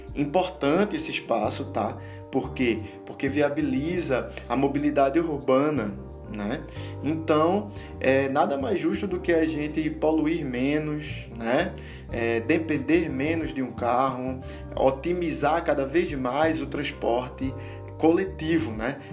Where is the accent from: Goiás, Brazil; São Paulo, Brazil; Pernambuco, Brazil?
Pernambuco, Brazil; Olinda; eu sou daqui de Pernambuco e sou mais especificamente de Olinda